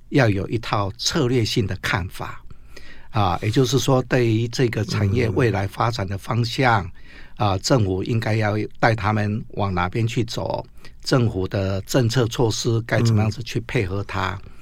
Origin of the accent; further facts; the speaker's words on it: Taiwan; 作为一个 呃，台湾土生土长的读书人